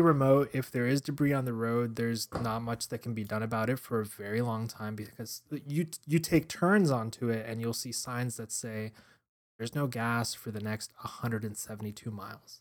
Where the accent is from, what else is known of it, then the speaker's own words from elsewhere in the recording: Miami, Florida, United States; growing up in Miami